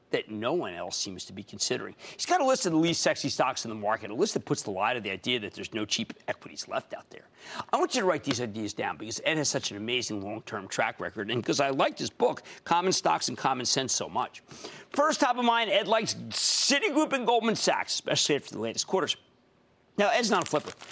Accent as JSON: {"language": "English", "town": "San Miguel de Allende", "region": "Guanajuato", "country": "Mexico", "said": "I'm from San Miguel de Allende, Mexico. Just visiting my mom in Texas."}